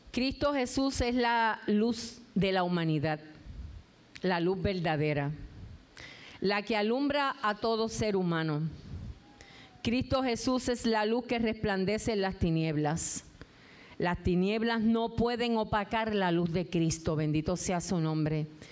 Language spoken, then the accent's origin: Spanish; Puerto Rico; tenemos que salir afuera a recoger café, tomate y todos los frutos de nuestra tierra